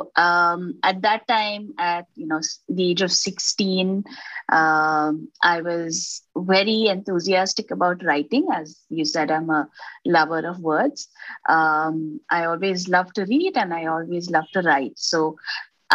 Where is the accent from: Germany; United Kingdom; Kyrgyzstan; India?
India; Bangalore, Karnataka; also born or lived in Maharashtra; I was born in Maharashtra, but I was brought up completely in Bangalore